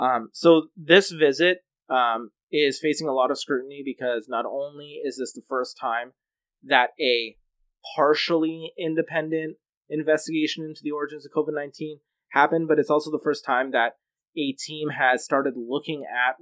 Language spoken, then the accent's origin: English; Canada; which constitutionally you have every right to do as a Canadian.